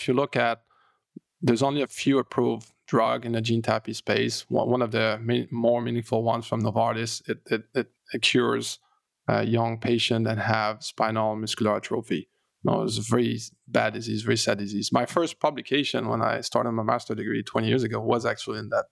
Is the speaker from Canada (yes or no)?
yes; Canada; I'm French Canadian